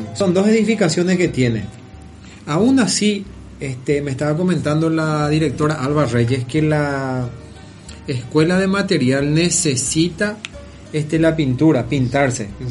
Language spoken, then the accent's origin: Spanish; Paraguay; now in Argentina; somos paraguayos